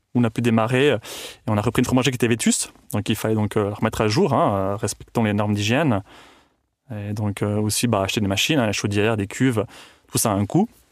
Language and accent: French; Tuscany, Italy; also born or lived in Switzerland; now in Cuarnens, Switzerland; je suis né en Suisse, mais j'ai grandi en Toscane, en Italie.